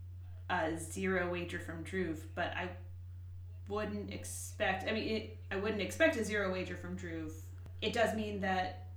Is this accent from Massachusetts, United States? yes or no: yes; Worcester, Massachusetts, United States; I grew up in Worcester, Massachusetts